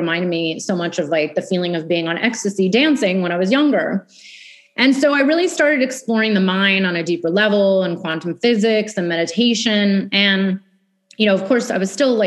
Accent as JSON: {"language": "English", "area": "Bay Area", "region": "California", "country": "United States", "tie": "born or raised there", "also_born_or_lived": "New York City", "moved": "as an adult", "said": "I grew up in California in the Bay Area."}